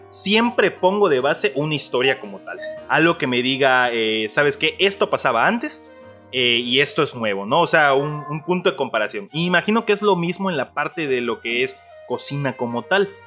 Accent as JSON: {"language": "Spanish", "country": "Mexico", "said": "somos mexicanos, vamos a querer taquitos en cualquier momento"}